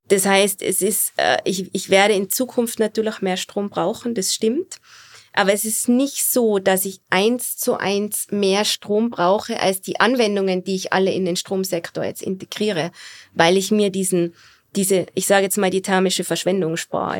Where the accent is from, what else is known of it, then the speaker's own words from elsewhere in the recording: Austria; als Österreicherin